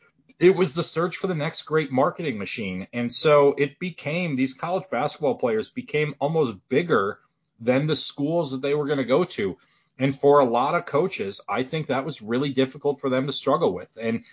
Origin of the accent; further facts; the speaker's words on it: Midwest, United States; But again, I'm from the Midwest and I got 12 inches of snow on the ground right now.